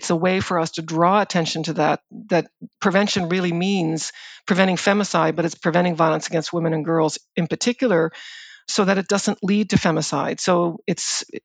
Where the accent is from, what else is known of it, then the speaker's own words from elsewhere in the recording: Prince Edward Island, Canada; I grew up on Prince Edward Island, and I grew up in a farming community in Prince Edward Island